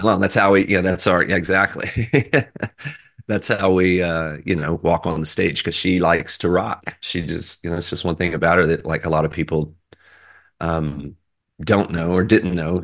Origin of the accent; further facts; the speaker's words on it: Texas, United States; I'm from Texas